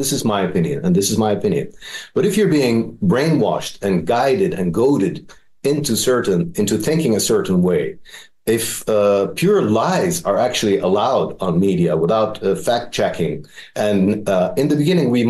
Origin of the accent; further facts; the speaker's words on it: Netherlands; moved away as an adult; also born or lived in Middle East; I was born and raised in the Netherlands. I lived for 40 years in that democracy.